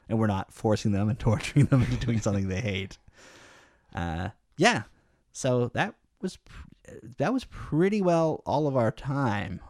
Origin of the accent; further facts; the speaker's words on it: Canada; I guess it's ingrained in me as a Canadian